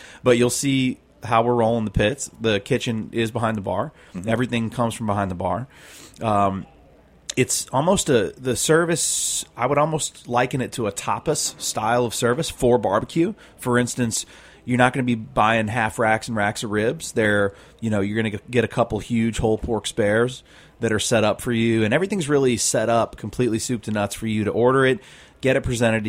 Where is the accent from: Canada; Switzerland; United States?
United States; St. Louis, Missouri; it's a mix of where I grew up in St. Louis doing ribs and working on that pig farm